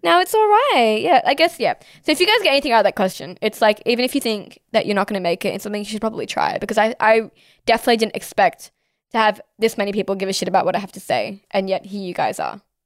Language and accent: English; Sydney, New South Wales, Australia; I'm Pakistani ethnically, but born and raised here in Sydney, Australia